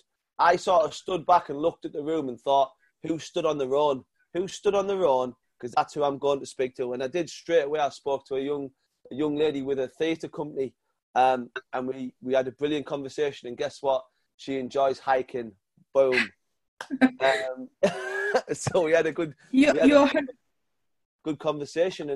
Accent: North East England, United Kingdom; accent: northern; he heard my northern accent

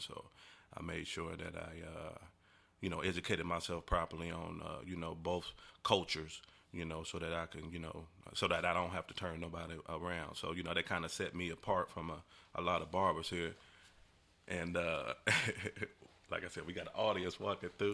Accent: Decatur, Illinois, United States; moved away as an adult; now in Louisville, United States; born and raised in Illinois, man. Been down here in Louisville for about, hmm, going on about thirteen years.

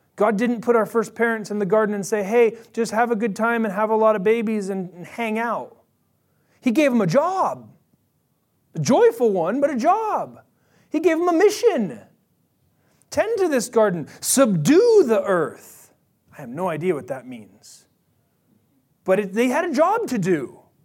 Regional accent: Bay Area, California, United States; I'm from the Bay Area.

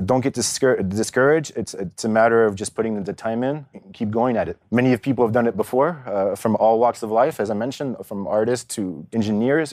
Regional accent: California, United States; also born or lived in Paris, France; now in Zurich, Switzerland; I grew up in California to French parents

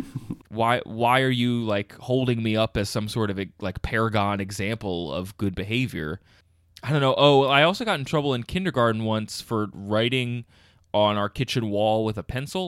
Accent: King of Prussia, Pennsylvania, United States; I grew up just outside of Philly, actually about 20 minutes outside of Philly, in a town called King of Prussia, Pennsylvania

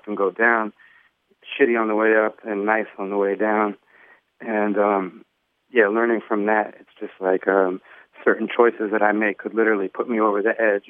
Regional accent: Los Angeles, California, United States; growing up in Hollywood, seeing a lot of people famous, being around famous kids

